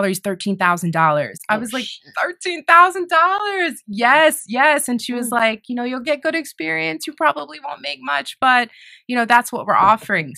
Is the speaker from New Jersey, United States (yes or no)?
yes; New Jersey, United States; moved away; also born or lived in Texas; I grew up in South Jersey, so I am not from Texas.